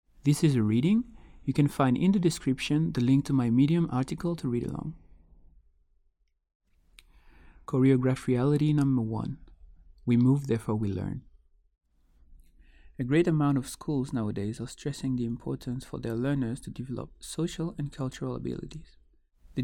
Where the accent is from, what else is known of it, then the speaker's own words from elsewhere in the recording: Guadeloupe; Growing up in Guadeloupe, a Caribbean island linked to a European context